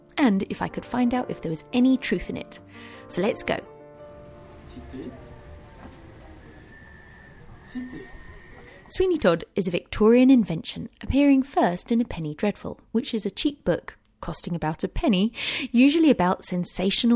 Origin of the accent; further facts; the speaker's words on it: London, United Kingdom; now in Paris, France; growing up in London